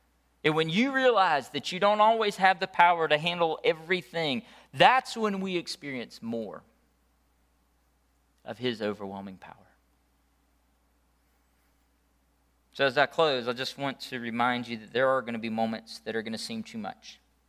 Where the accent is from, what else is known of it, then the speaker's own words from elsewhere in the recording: Leslie, Georgia, United States; I remember growing up in Leslie, Georgia. How many of y'all know where Leslie is?